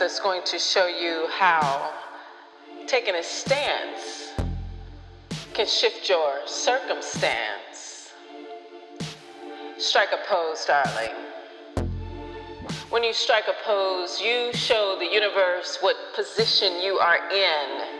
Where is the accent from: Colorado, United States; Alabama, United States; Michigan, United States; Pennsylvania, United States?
Michigan, United States; Detroit; moved away; also born or lived in Los Angeles, California; Growing up in Detroit